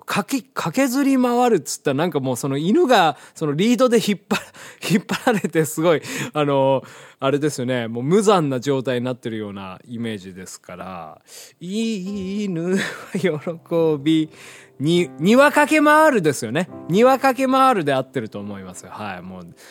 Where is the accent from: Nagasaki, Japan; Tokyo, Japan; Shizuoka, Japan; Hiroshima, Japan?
Hiroshima, Japan; moved away; ちっちゃい頃住んでた広島